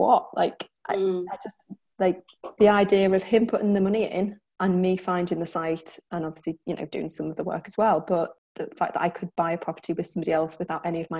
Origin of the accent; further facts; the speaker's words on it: the Wirral, North West England, United Kingdom; I'm from the Wirral, which is just outside of Chester.